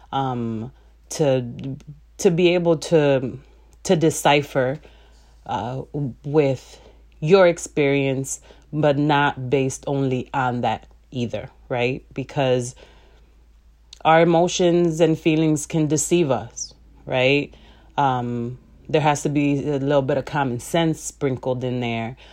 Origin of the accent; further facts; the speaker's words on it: Chicago, Illinois, United States; I was born and raised in Chicago